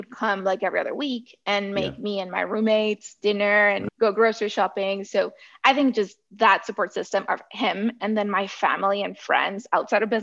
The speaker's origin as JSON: {"language": "English", "region": "southern Mexico", "country": "Mexico", "tie": "born or raised there", "moved": "as an adult", "said": "I grew up in Southern Mexico"}